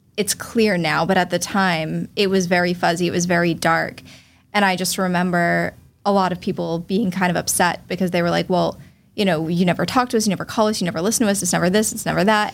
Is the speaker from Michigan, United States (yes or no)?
no; Falmouth, Massachusetts, United States; also born or lived in Boston; I was born in Boston, raised in Falmouth